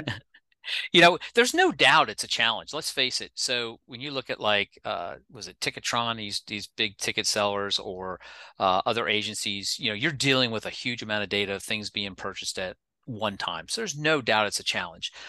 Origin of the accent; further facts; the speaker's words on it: Pennsylvania, United States; moved away; also born or lived in South Carolina; I've lived in a number of different states other than Pennsylvania, even though I'm from Pennsylvania